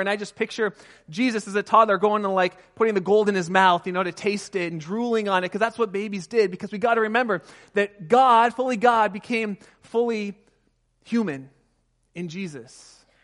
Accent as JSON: {"language": "English", "region": "California", "country": "United States", "tie": "born or raised there", "said": "I grew up just outside of Pasadena in Southern California"}